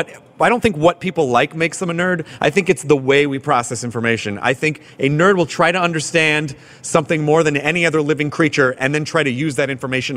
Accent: the South, United States; I grew up in the South.

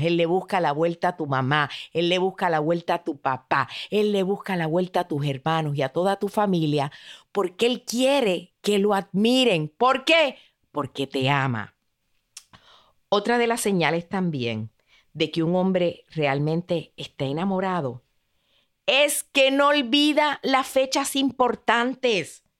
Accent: Puerto Rico; como dicen en mi país, en Puerto Rico

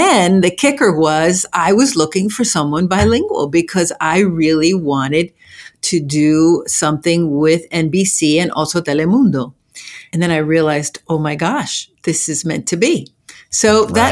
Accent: New Jersey, United States; also born or lived in Havana, Cuba; I grew up in New Jersey, and I ended up in New Jersey via Havana

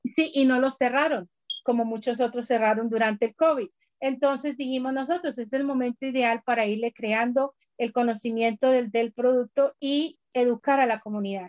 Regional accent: Colombia; moved away; siendo colombiana y teniendo familia, médicos, doctores en Colombia

